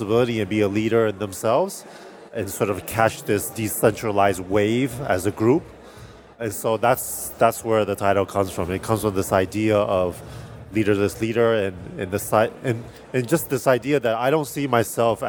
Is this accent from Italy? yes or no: no; Taiwan; moved away as an adult; also born or lived in California; I was born and raised in Taiwan